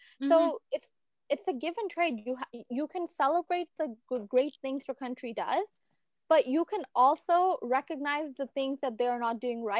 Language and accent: English; Canada; also born or lived in Pakistan; I love being Canadian, I love being Pakistani